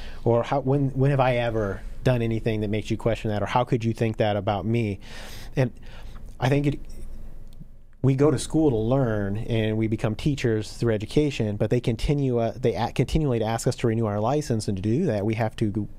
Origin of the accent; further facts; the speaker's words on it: Flint, Michigan, United States; now in Indianapolis, United States; So I'm originally from there, and then we moved here to the South Side of Indianapolis, not too far away from where we're all sitting